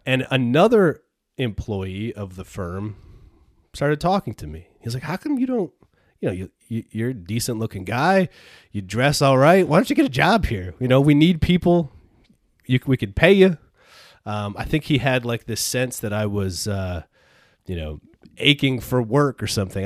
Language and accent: English; Peru, New York, United States; I grew up in Peru, New York, and went to s, went to school in Peru